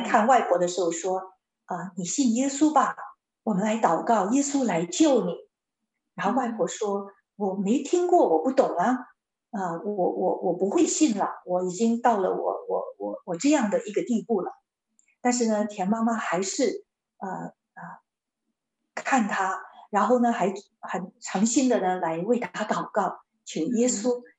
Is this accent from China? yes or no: yes; China; 我们中国人